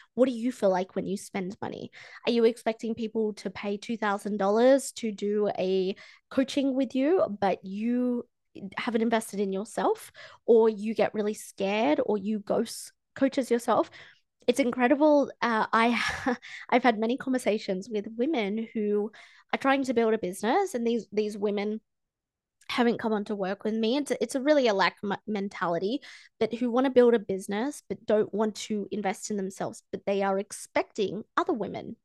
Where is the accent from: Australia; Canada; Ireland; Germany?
Australia; I'm from Australia